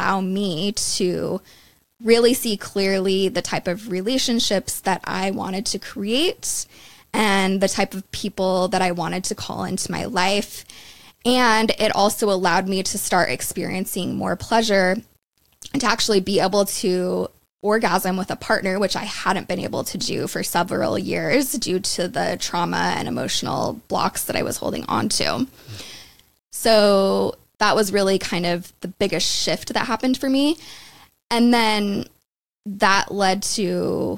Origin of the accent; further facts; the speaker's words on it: Utah, United States; moved away; also born or lived in London; growing up in Utah my whole life